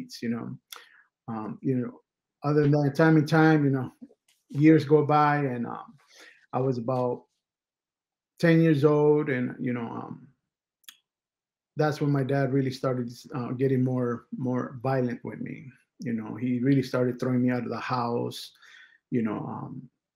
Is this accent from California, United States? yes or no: yes; Los Angeles, California, United States; I was raised and born in California, up in East LA, which basically is the hood.